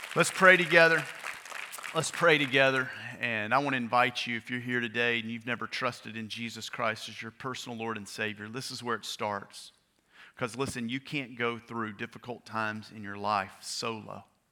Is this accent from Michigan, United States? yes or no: no; Bossier City, Louisiana, United States; I grew up in Bossier City, Louisiana